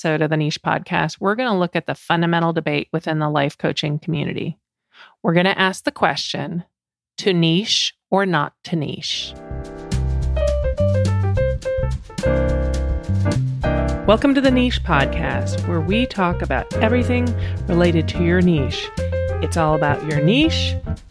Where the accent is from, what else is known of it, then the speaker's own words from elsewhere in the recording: Canada; I grew up in Canada. I speak French